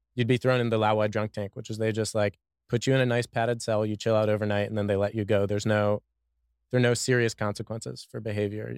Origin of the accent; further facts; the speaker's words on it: Washington, District of Columbia, United States; also born or lived in Boston / China / San Francisco / Mexico; now in Austin, United States; I'm from Washington, D.C.